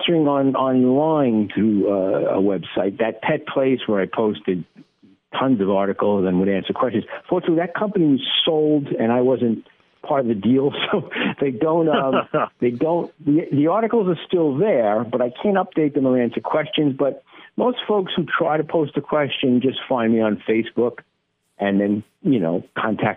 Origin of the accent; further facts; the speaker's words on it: New York City, New York, United States; I grew up in the Bronx